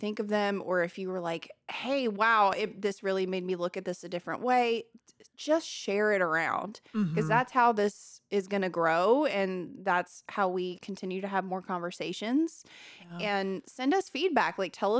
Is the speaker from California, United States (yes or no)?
no; Millbrook, Alabama, United States; also born or lived in Montgomery / Prattville; I grew up in Millbrook, Montgomery, and Prattville, Alabama. So they're all very close to each other. Montgomery is the capital.